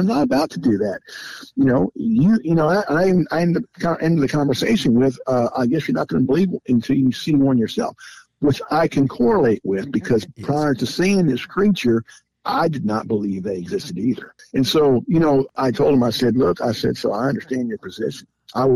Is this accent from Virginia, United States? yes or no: no; Southern California, United States; I was born and raised in Southern California